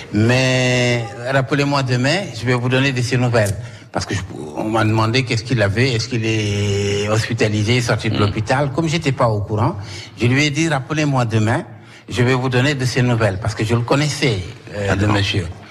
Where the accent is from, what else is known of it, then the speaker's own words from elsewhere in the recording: Saint-Louis, Senegal; moved away as an adult; also born or lived in Paris, France; now in Corsica, France; je suis originaire de Saint-Louis